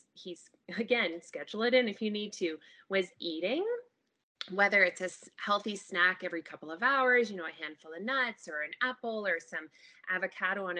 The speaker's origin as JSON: {"language": "English", "region": "Ontario", "country": "Canada", "moved": "yes", "lives_now": "British Columbia, Canada", "said": "I live out here in BC, but we are originally from Ontario"}